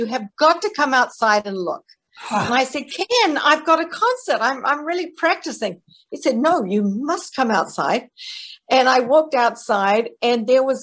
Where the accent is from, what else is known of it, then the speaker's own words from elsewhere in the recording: New Zealand; moved away as an adult; now in United States; I'm from New Zealand originally. I came to America to study at Yale University